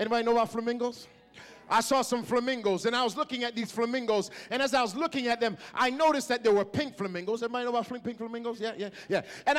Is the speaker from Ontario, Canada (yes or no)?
yes; Toronto, Ontario, Canada; excuse me, sir, help me. I'm from Canada. I struggle. I'm from Toronto. I don't often see pink flamingos.